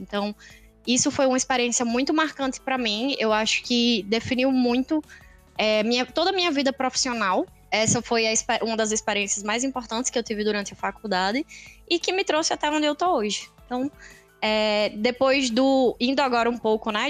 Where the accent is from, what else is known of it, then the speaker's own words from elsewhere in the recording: Natal, Rio Grande do Norte, Brazil; Nasci e cresci aqui em Natal